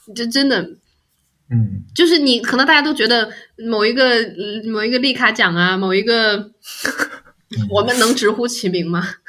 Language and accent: Chinese; China; moved away; 我是中国人